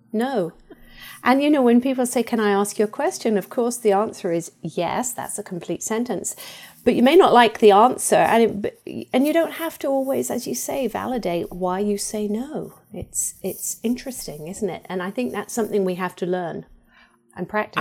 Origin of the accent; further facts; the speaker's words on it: England, United Kingdom; moved away; I was brought up in England